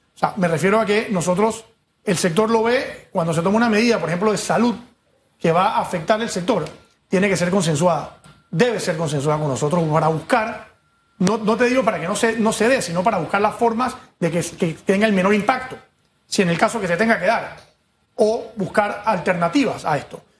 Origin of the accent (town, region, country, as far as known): Panama